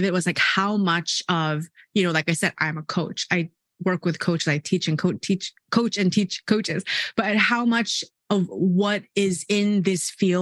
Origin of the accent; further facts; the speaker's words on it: South Korea; I'm from South Korea. I live in South Korea